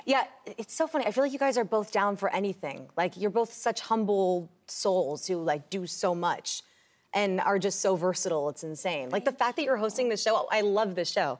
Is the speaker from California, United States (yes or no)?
no; New York, United States; I was just growing up in New York